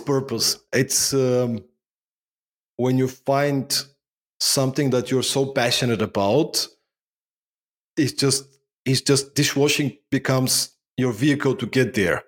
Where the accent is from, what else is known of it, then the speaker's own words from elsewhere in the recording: Bulgaria; moved away as an adult; also born or lived in Denmark; now in Sofia, Bulgaria; I was born in Bulgaria, post-communistic Bulgaria, growing up in the nineties.